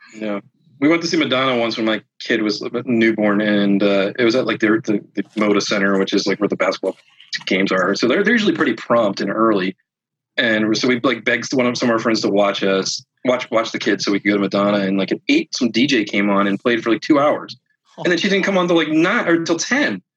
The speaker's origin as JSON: {"language": "English", "town": "Philadelphia", "region": "Pennsylvania", "country": "United States", "said": "I'm from the East Coast, from Philly"}